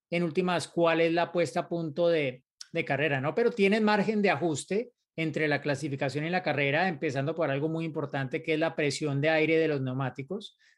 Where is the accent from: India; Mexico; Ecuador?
Mexico; San Luis Potosí; soy de San Luis Potosí, México.